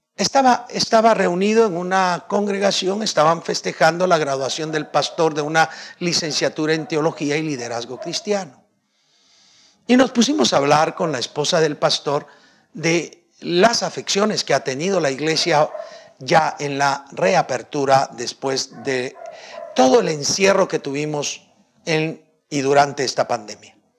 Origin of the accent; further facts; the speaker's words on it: Guatemala; yo soy guatemalteco, nací guatemalteco